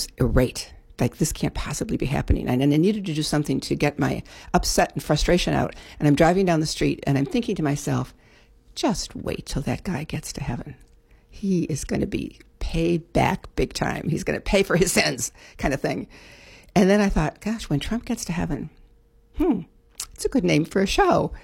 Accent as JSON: {"language": "English", "town": "Chicago", "region": "Illinois", "country": "United States", "tie": "born or raised there", "also_born_or_lived": "California", "moved": "as an adult", "lives_now": "Maui, United States", "said": "I was brought up in Chicago. Actually, I didn't leave until I was like 35."}